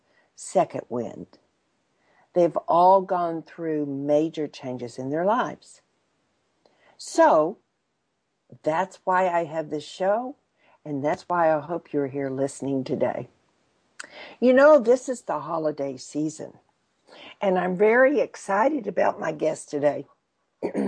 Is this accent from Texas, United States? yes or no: yes; Texas, United States; for a Texan